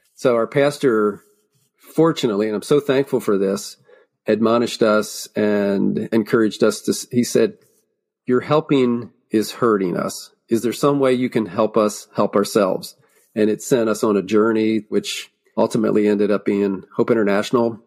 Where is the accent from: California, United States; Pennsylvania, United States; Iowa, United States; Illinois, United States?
Pennsylvania, United States; Lancaster County; born or raised there